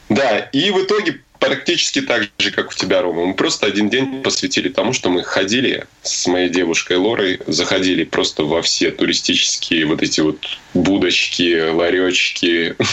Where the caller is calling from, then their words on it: Arashan, Chuy Region, Kyrgyzstan; Э, я вещаю из Киргизии, из внимание, из села. Село называется Арашан.